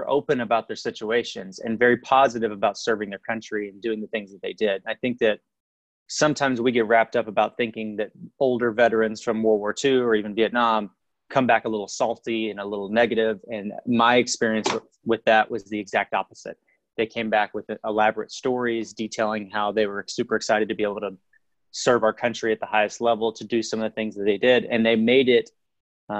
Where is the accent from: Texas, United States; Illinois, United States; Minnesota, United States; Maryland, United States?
Texas, United States; Fort Worth; moved away as an adult; I grew up in Fort Worth, Texas, went to elementary